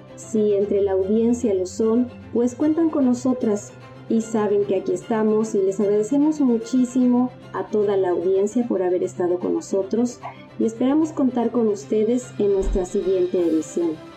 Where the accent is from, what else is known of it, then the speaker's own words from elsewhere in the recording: Mexico; Como mexicanos